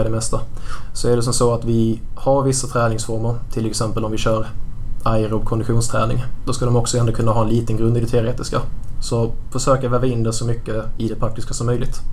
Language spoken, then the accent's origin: Swedish; Stehag, Skåne, Sweden; Jag är uppvuxen i Mellanskåne i en liten, eh, liten ort som heter Stehag